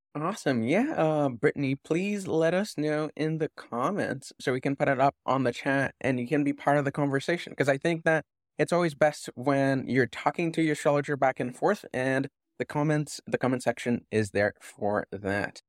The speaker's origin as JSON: {"language": "English", "country": "Canada", "said": "being Canadian and not knowing any French"}